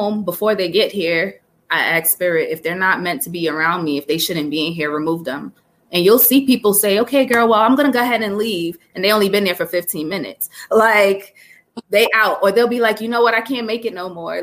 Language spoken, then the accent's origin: English; Jamaica; growing up Jamaican